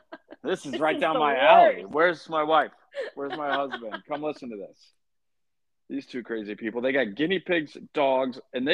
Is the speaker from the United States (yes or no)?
yes; Columbus, Ohio, United States; also born or lived in Lexington, Kentucky; So I was born in Lexington, Kentucky, but ultimately kind of grew up in Central Ohio.